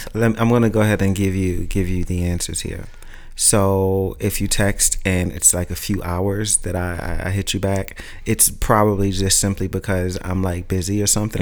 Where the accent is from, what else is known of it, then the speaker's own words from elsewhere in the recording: New York City, New York, United States; growing up in Brooklyn